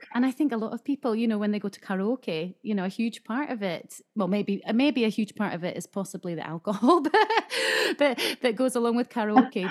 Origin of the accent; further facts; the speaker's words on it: Scotland, United Kingdom; now in Japan; I grew up in Scotland